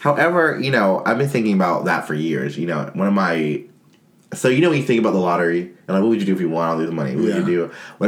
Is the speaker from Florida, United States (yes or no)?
no; North Carolina, United States; moved away; our home state of North Carolina